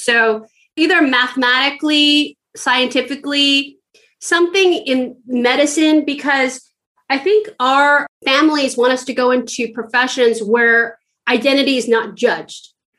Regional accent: San Francisco, California, United States; San Francisco because that's where I'm from.

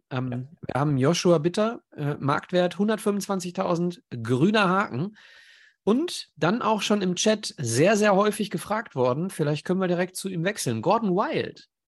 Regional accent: Schermbeck, North Rhine-Westphalia, Germany; bei mir war es ein bisschen anders, weil ich äh, in Wesel sozialisiert war, in Schermbeck, dementsprechend bei mir der MSV äh, quasi durch die Adern fließt.

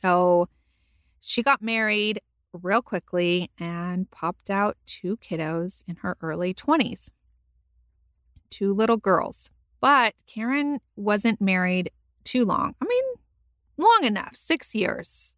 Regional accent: California, United States; now in Texas, United States; I was a Californian

